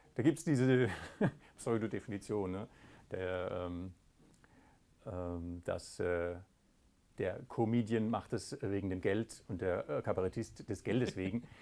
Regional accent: Waldkirch, Baden-Württemberg, Germany; moved away as an adult; also born or lived in Karlsruhe; now in Gaggenau, Germany; ich bin äh, im Elstal aufgewachsen, in Waldkirch, ah, genauer gesagt

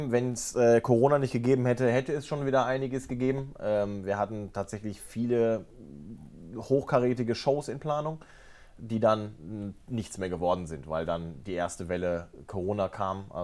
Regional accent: North Rhine-Westphalia, Germany; Ruhrgebiet ins Badische gezogen bin. Ich habe 18 Jahre bei dem einen Verein gespielt, äh, TUS Introp in meiner Heimat, wo mein Papa äh, heute noch Vorsitzender ist.

